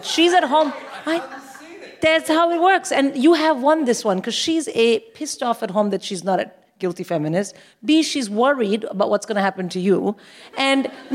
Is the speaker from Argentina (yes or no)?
no; India; now in United Kingdom; I'm from India